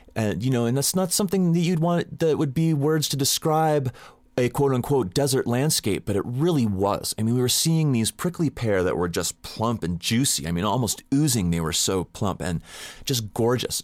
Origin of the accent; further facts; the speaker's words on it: Southern California, United States; I grew up in Southern California and I'm a surfer